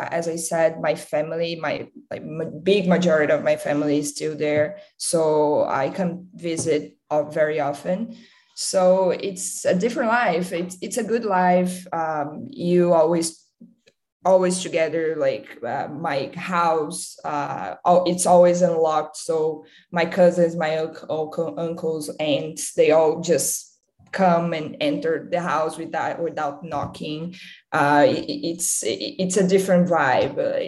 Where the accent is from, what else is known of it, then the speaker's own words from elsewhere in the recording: Campinas, São Paulo, Brazil; moved away as an adult; also born or lived in Carmo do Rio Claro, Brazil; now in Los Angeles, United States; I went to live in Campinas when I was four. And I spent my whole childhood there